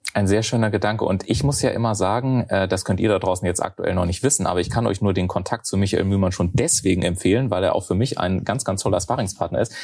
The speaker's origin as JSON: {"language": "German", "town": "Garmisch-Partenkirchen", "region": "Bavaria", "country": "Germany", "also_born_or_lived": "Munich", "moved": "yes", "said": "ich komme ja aus Garmisch-Partenkirchen"}